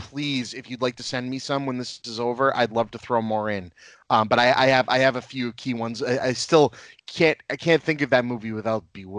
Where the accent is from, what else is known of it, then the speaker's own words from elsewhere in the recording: Lynn, Massachusetts, United States; I am born and raised in Lynn, Massachusetts, which is a not very well liked town. But I love it.